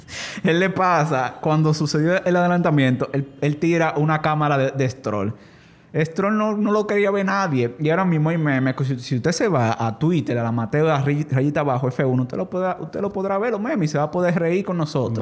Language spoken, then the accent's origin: Spanish; Dominican Republic; yo como dominicano que, sé, que soy